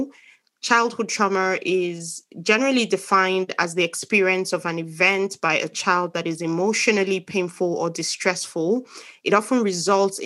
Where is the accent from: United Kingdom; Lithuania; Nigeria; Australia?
Nigeria; eastern Nigeria; we're from the same place